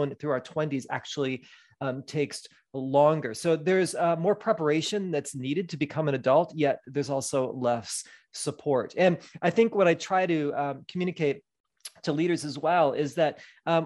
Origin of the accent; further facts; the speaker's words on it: Midwest, United States; moved away as an adult; also born or lived in Wisconsin / West Michigan; now in Southern California, United States; I was born and raised in the Midwest